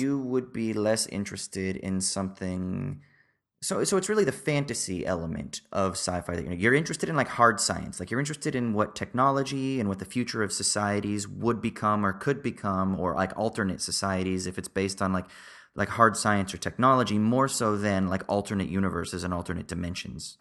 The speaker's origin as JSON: {"language": "English", "area": "Southern Orange County", "region": "California", "country": "United States", "tie": "born or raised there", "said": "growing up in Southern Orange County"}